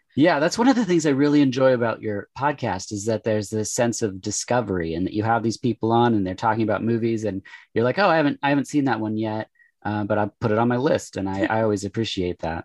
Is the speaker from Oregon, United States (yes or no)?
yes; Oregon, United States; born and raised in Oregon. I live in Portland now uh, for the past like 20 years